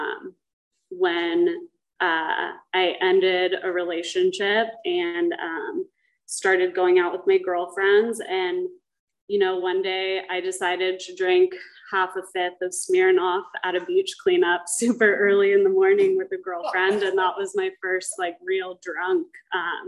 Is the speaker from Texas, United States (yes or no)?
no; Dana Point, California, United States; I grew up in Dana Point with a mother who was in Alcoholics Anonymous